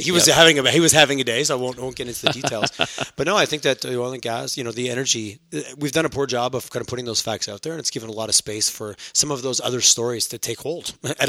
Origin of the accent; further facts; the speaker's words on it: Montreal, Quebec, Canada; now in Alberta, Canada; someone who grew up in Montreal and Quebec and living through crazy things like referendums and then moving out here